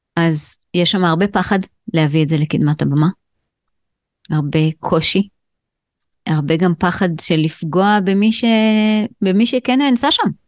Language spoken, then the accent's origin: Hebrew; Israel; אני גדלתי בקיבוץ